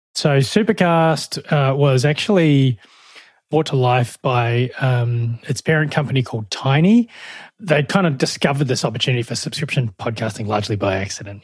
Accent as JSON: {"language": "English", "country": "New Zealand", "also_born_or_lived": "Melbourne, Australia", "moved": "as an adult", "lives_now": "Australia", "said": "I'm from New Zealand originally, hence the, uh, the accent"}